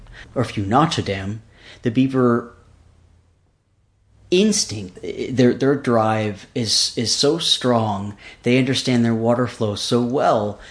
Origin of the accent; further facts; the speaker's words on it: Seattle, Washington, United States; moved away; also born or lived in Alaska; I was raised mostly in the Seattle, Washington region